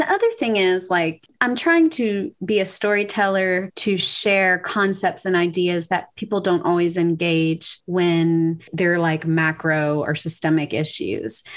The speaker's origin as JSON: {"language": "English", "region": "Louisiana", "country": "United States", "tie": "born or raised there", "also_born_or_lived": "Waco, Texas", "moved": "as an adult", "lives_now": "Cedar Park, United States", "said": "I'm from Louisiana originally. I moved to Texas in 2008 for seminary"}